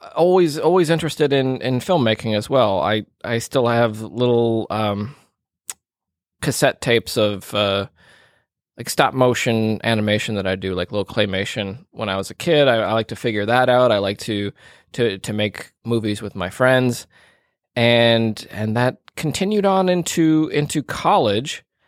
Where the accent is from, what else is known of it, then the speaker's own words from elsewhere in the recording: Minneapolis, Minnesota, United States; moved away; my my hometown uh, of the Twin Cities in, in Minnesota